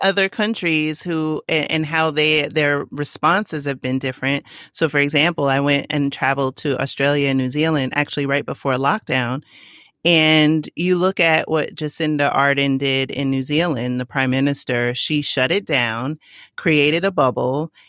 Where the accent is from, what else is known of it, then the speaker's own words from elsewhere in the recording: New York City, New York, United States; I grew up in the Bronx. I'm from the Boogie Down.